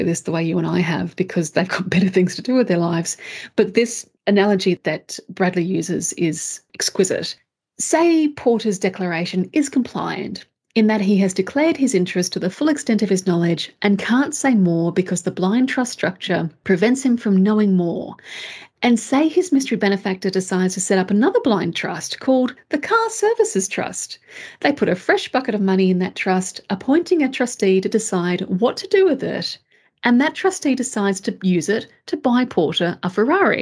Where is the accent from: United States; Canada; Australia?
Australia